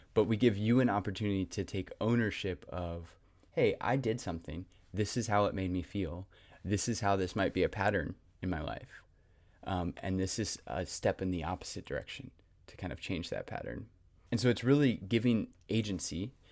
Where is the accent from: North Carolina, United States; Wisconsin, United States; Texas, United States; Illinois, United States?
North Carolina, United States; Raleigh; also born or lived in Garner, North Carolina; born and raised in Raleigh, North Carolina, kind of grew up in Garner